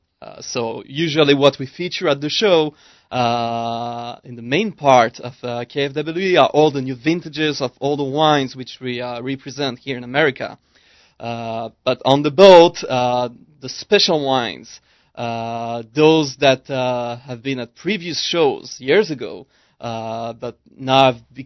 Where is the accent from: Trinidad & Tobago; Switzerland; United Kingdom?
Switzerland; English is a second language; also born or lived in Israel; now in New York, United States; Well, originally I'm from Switzerland. I've spent quite a few years in Israel as well.